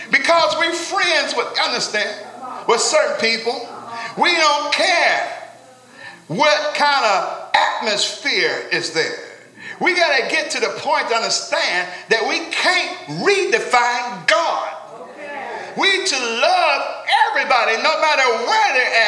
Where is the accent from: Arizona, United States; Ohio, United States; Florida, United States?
Ohio, United States; Cincinnati; I'm from Cincinnati